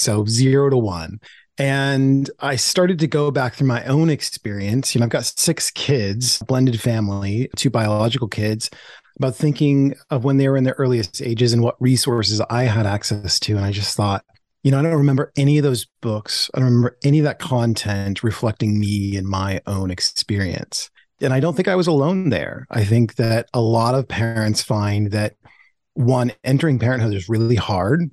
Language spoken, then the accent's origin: English; Portland, Oregon, United States; born or raised there